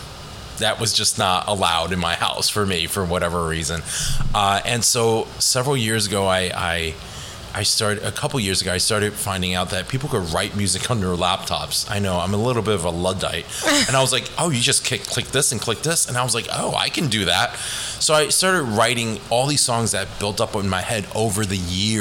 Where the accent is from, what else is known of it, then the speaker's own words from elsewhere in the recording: Eastchester, New York, United States; also born or lived in Hong Kong; Eastchester. I grew up in Eastchester